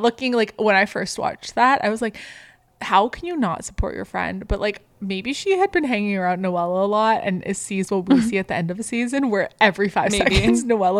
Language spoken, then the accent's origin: English; Canada; apparently huge thing in the States because we're Canadian.